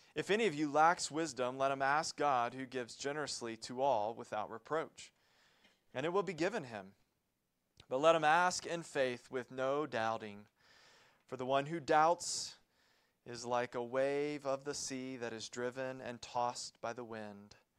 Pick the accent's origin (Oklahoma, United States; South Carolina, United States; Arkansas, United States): South Carolina, United States; Columbia; moved away; My family lived and operated a Christian summer camp in Columbia, South Carolina